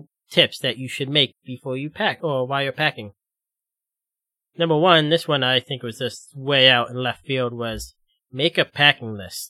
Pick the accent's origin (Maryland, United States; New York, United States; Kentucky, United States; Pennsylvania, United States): Pennsylvania, United States; now in Ohio, United States; I was born in a Quaker state. I'll die in a Quaker state.